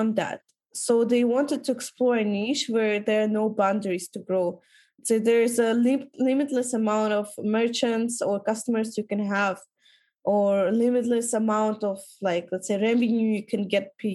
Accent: Kyrgyzstan; our country is quite cheap to travel

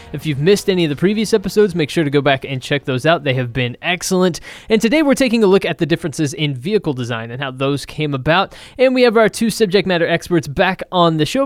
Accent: Texas, United States; I'm from Texas, the land of oversized trucks for no apparent reason

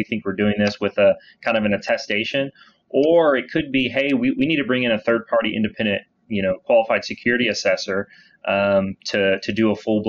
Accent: Dallas, Texas, United States; Yeah. So I born and raised in Dallas. I started at Weaver about 8 years ago now.

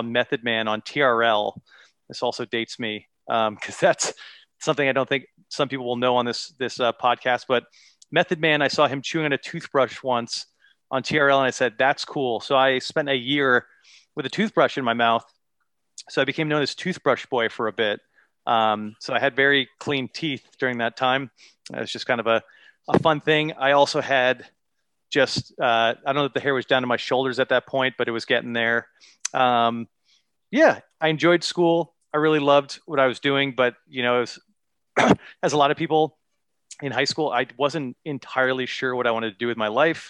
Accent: Ridgefield, United States; I'm back in my hometown of Ridgefield now

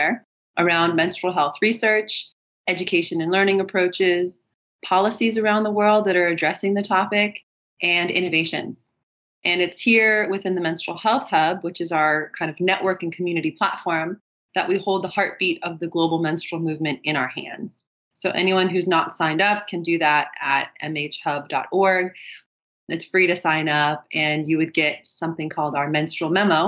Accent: California, United States; moved away as an adult; now in Germany; I'm originally from California, but I've been living abroad in Germany for the last 12 years.

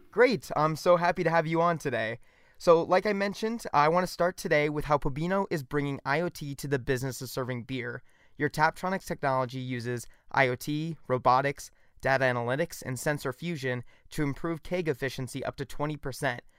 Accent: Missouri, United States; I'm from Missouri

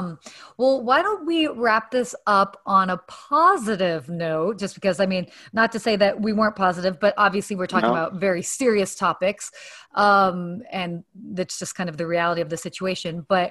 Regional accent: Atlanta, Georgia, United States; also born or lived in Saudi Arabia / London, England; although I was born in the States, I actually lived in Saudi Arabia until I was 6. And then I lived in London, England for a year when I was like 7, 8. And then I actually lived in Atlanta from 8 to 18.

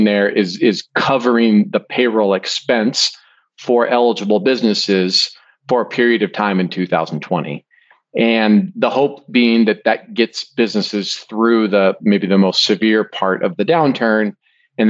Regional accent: Spokane, Washington, United States; I'm born and raised in Spokane

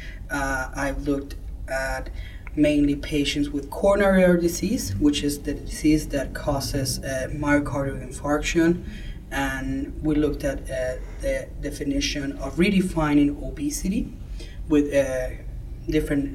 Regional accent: Venezuela; moved away as an adult; now in United States; I'm originally from Venezuela, where I finished med school

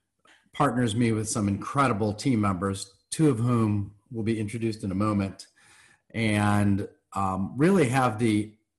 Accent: Chicago, Illinois, United States; moved away; I am from Chicago originally.

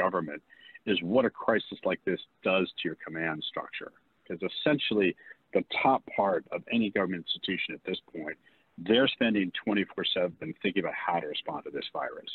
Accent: Bethesda, Maryland, United States; now in Virginia, United States; I grew up in Bethesda, Maryland

